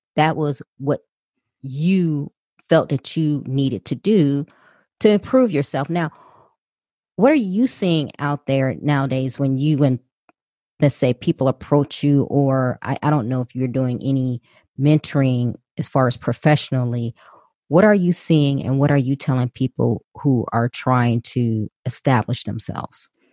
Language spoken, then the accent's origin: English; Chicago, Illinois, United States; I was born and raised in Chicago by a single mother